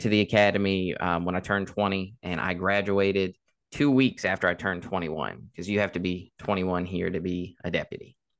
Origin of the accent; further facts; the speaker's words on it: Caroline County, Virginia, United States; born and raised in Caroline